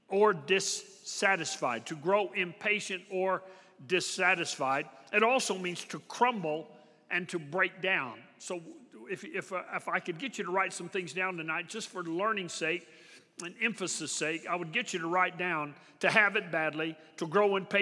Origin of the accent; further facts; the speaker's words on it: Texas, United States; I'm from Texas